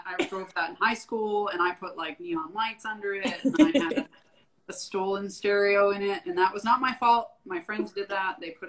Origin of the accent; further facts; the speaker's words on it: Canada; moved away as an adult; now in Austin, United States; So I'm a native Canadian, I guess you could say. I grew up in born and raised in Canada, moved to Texas in 2011. I've lived in Austin since then.